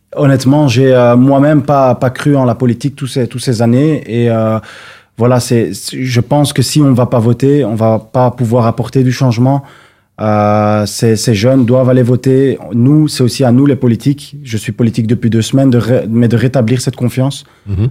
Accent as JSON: {"language": "French", "town": "Brussels", "region": "Brussels-Capital Region", "country": "Belgium", "tie": "born or raised there", "also_born_or_lived": "Molenbeek", "said": "j'ai grandi à Laken, à la cité modèle, à Roi-Baudouin"}